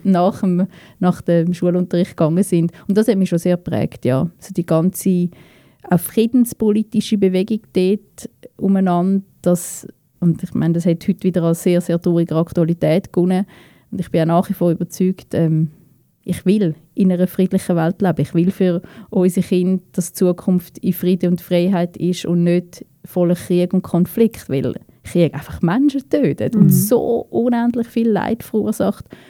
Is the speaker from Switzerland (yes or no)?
yes; Winterthur, Zurich, Switzerland; also born or lived in Basel-Landschaft; Meine ganze Kindheit, meine ganze Jugend, eigentlich der allergrößte Teil von meinem Leben habe ich da in Winterthur verbracht.